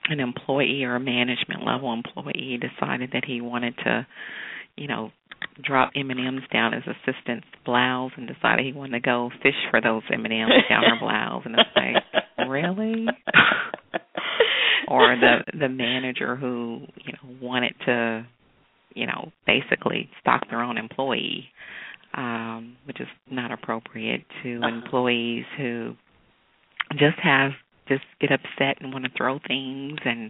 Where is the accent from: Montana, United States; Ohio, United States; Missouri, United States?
Missouri, United States; Kansas City; moved away as an adult; now in Houston, United States; I grew up in Kansas City, Missouri